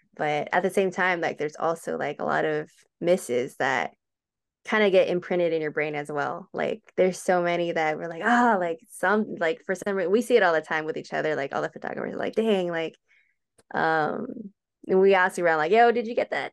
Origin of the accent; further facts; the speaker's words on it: Hacienda Heights, California, United States; moved away as an adult; now in Chino, United States; I grew up in Hacienda Heights, which is not too far away